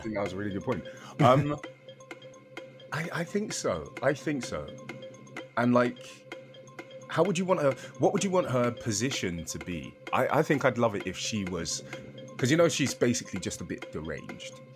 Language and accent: English; United Kingdom; I'm British